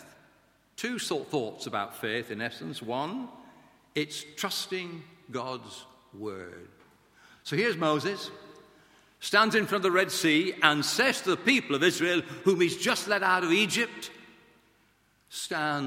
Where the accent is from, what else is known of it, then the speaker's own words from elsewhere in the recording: Blackburn, North West England, United Kingdom; I went to a grammar school in Lancashire, in Blackburn, my hometown